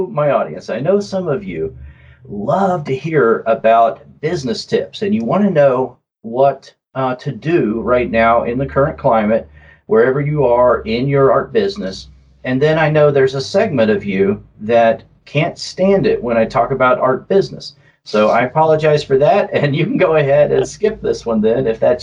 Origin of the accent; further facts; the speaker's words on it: southern Oklahoma, United States; accent: southern drawl; my southern drawl. All right. Yeah, I grew up in southern Oklahoma